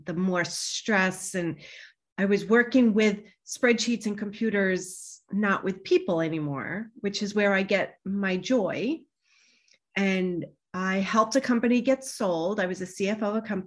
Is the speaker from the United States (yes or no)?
yes; New York, United States; also born or lived in Boston / Manhattan; I grew up in New York